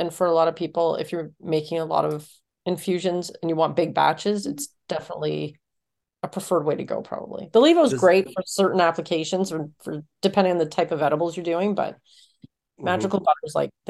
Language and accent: English; Canada; I'm Canadian, of course.